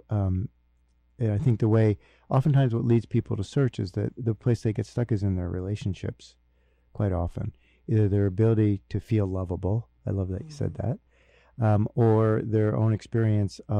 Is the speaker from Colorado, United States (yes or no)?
no; Newark, New Jersey, United States; born there; I was born in Newark, New Jersey, so I drove down to New Jersey